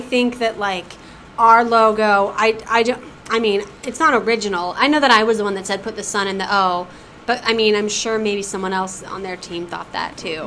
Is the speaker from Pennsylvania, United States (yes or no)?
no; Arvada, Colorado, United States; now in New York, United States; I'm from Arvada, yeah. Colorado